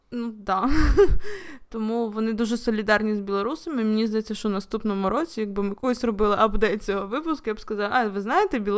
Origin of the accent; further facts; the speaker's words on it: Volyn Oblast, Ukraine; я сама з Волині, і коли якийсь поляк чує, що я з Волині